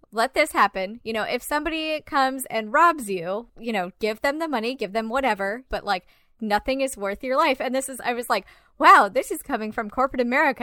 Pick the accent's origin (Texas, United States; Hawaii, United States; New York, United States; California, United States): California, United States; Garden Grove; I grew up in Orange County in like Garden Grove